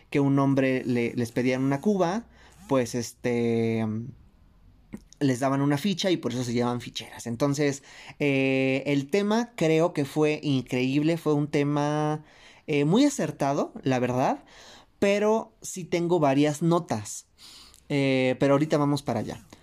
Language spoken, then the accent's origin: Spanish; Mexico; nosotros como mexicanas